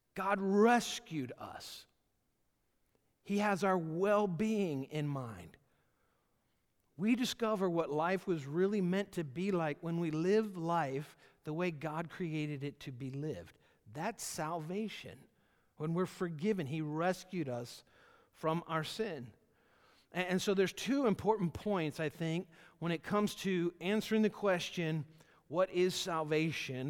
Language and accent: English; Georgia, United States; moved away; I was born in Georgia, lived there for the first part of my life, uh, and, and then my family moved up here.